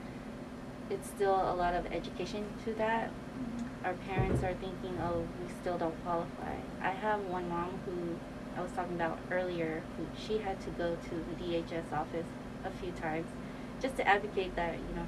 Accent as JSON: {"language": "English", "region": "California", "country": "United States", "tie": "born or raised there", "said": "I was born and raised in California"}